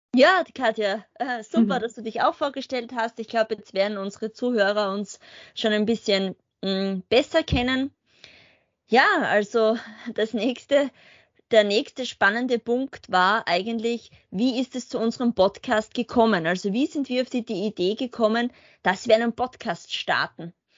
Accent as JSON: {"language": "German", "town": "Spielberg", "region": "Styria", "country": "Austria", "also_born_or_lived": "Graz", "said": "Ich komme aus dem Murtal, ähm, genauer gesagt da, wo der Red Bull Ring Spielberg liegt."}